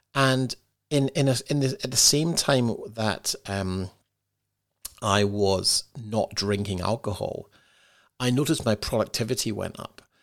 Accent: Scotland, United Kingdom; moved away as an adult; also born or lived in London; now in Australia; growing up in Scotland, and being from the U K, and now living in Australia

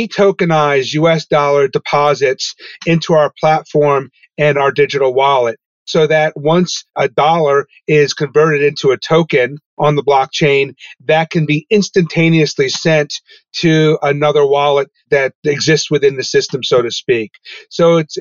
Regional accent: Poughkeepsie, New York, United States; also born or lived in Albany, New York / Michigan; I grew up in Poughkeepsie, New York, in the Hudson Valley.

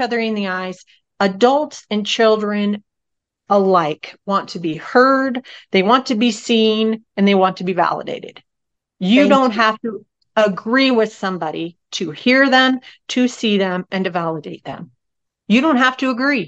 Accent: Northern California, United States; I was brought up in Northern California as a little hippie baby

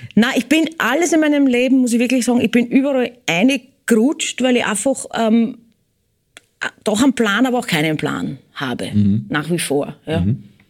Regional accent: Eisenstadt, Burgenland, Austria; moved away; also born or lived in United States; ich bin in Eisenstadt geboren, ich werd immer f-, Burgenländerin sein und bleiben

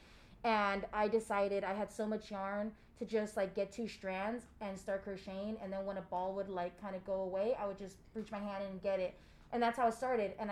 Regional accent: San Diego, California, United States; I did grow up in Logan Heights

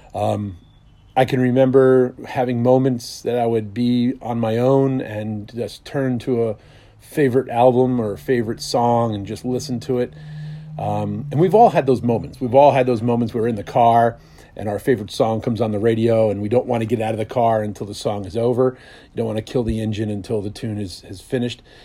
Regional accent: Bloomfield, New Jersey, United States; I was from Bloomfield, New Jersey

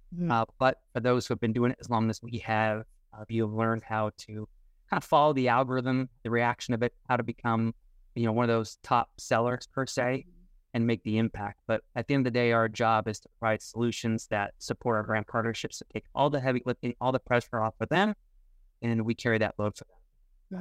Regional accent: Tucson, Arizona, United States; also born or lived in southern Indiana; now in Indiana, United States; I currently live in southern Indiana now, uh, but I grew up in Tucson, Arizona

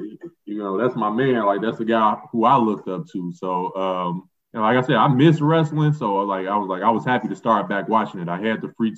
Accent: Chicago, Illinois, United States; I grew up in Chicago, obviously played high school ball in Chicago.

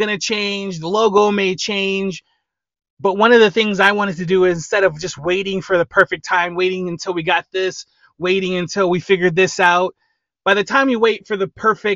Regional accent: Lorain, Ohio, United States; I'm from Lorain, Ohio. That is about half hour west of Cleveland

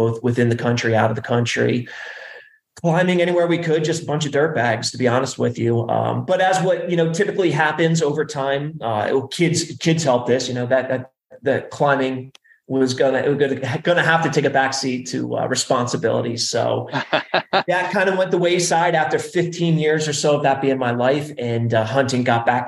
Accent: New Jersey, United States; moved away as an adult; also born or lived in Arizona; now in Colorado, United States; I grew up back East

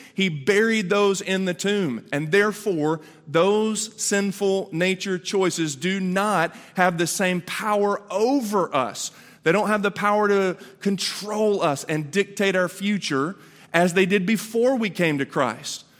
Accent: Chattanooga, Tennessee, United States; I was born in Chattanooga

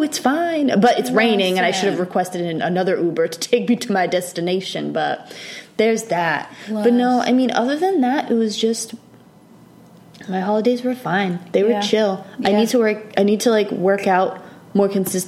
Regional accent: Rhode Island, United States; moved away; I'm from Rhode Island

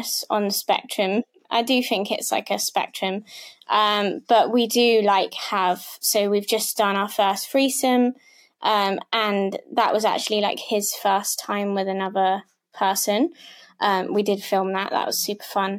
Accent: Devon, South West England, United Kingdom; I'm from Britain. I'm from Devon, so I'm a bit of a country girl.

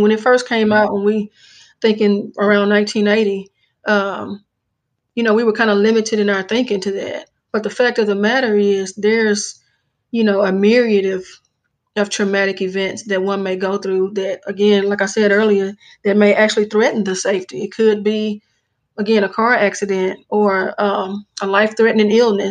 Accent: Jackson, Mississippi, United States; now in Madison, United States; I'm actually from the Jackson area, born and raised and grew up

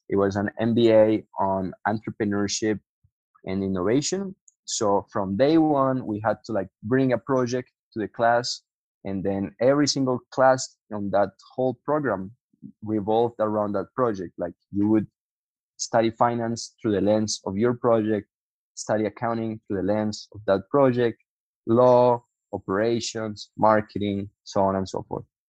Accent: Colombia; also born or lived in United States; now in Buga, Colombia; I'm from Colombia.

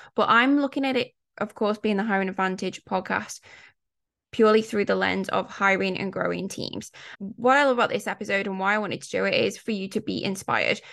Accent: United Kingdom; I'm British, growing up in the U K, so I was born, I was a mid-eighties baby, and I can tell you, growing up in the nineties in the U K

